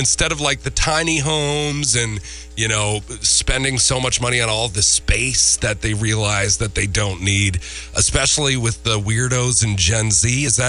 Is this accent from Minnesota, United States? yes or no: yes; Minnesota, United States; moved away; They're so smart up there in my home state.